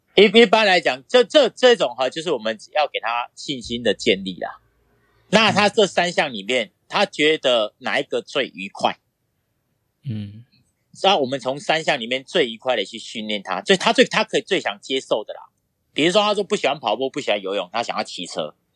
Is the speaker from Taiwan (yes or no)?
yes; Wandan, Pingtung County, Taiwan; 那我出生于在屏东县万丹乡，就是万丹红豆出，那个有名的地方啦